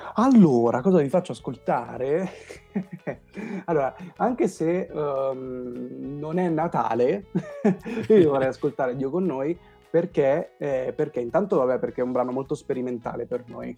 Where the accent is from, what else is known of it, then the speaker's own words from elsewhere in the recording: San Giovanni Rotondo, Apulia, Italy; moved away; sono stato nel mio paese di origine che è San Giovanni Rotondo